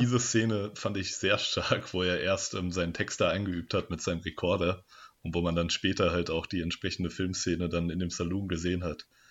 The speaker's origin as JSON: {"language": "German", "country": "Germany", "also_born_or_lived": "Darmstadt", "lives_now": "Marburg, Germany", "said": "als Deutscher"}